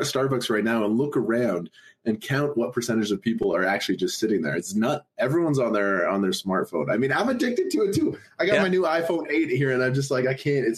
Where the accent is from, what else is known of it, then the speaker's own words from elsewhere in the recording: Alberta, Canada; I grew up in the province of Alberta